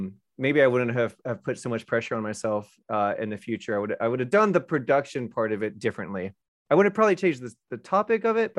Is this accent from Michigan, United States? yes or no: no; Orlando, Florida, United States; I'm from Orlando, outside of Orlando